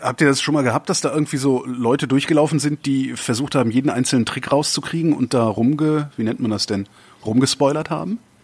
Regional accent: near Phantasialand, North Rhine-Westphalia, Germany; ich bin in der Nähe des Phantasialands aufgewachsen.

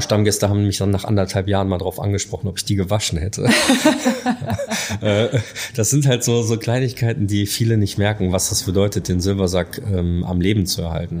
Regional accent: Dortmund, North Rhine-Westphalia, Germany; moved away as an adult; now in Hamburg, Germany; Ich bin ein Dortmunder Jung. Ich komme aus dem Ruhrpott

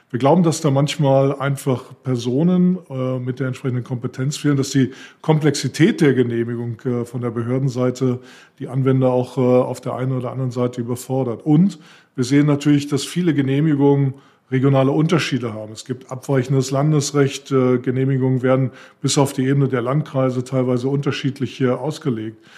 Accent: Northern Germany, Germany; Ich äh, tendiere als Norddeutscher dazu, eher Tee zu trinken äh, als Kaffee.

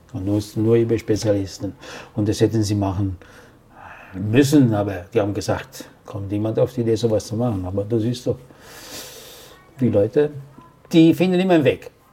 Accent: Italy; als Italiener

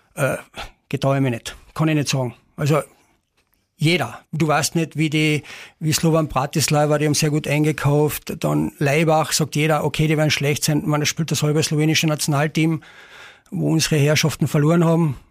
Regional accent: Carinthia, Austria; bei uns in Kärnten

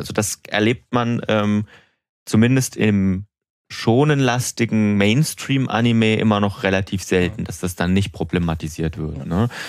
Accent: Germany; bei uns in Deutschland

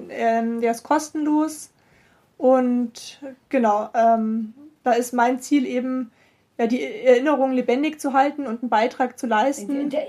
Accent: Rosenheim, Bavaria, Germany; born there; ich bin gebürtig aus Rosenheim

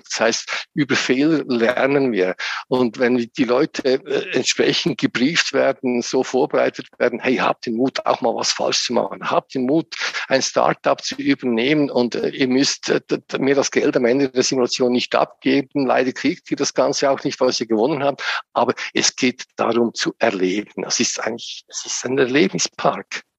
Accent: Lucerne, Switzerland; moved away as an adult; now in St. Gallen area, Switzerland; Ich bin in Luzern aufgewachsen aus der Innerschweiz.

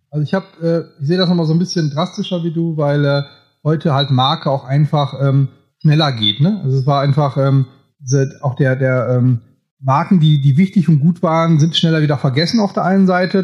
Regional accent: Münsterland, North Rhine-Westphalia, Germany; Also ich komme ja hier auch aus Münsterland, bin nicht so weit weg von dir

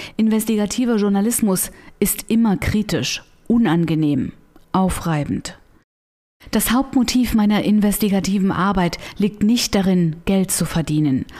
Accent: Germany; Ich bin in der DDR groß geworden.

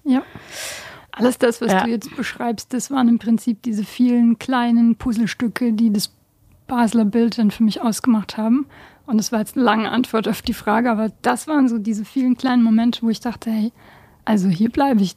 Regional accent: Stuttgart, Baden-Württemberg, Germany; moved away as an adult; also born or lived in Bosnia; now in Basel, Switzerland; in all den Jahren als Stuttgarterin

